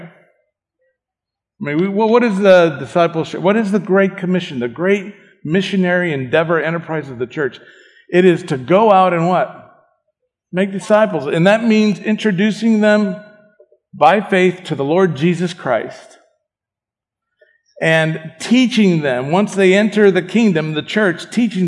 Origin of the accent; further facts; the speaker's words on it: Argentina; I was born in Argentina.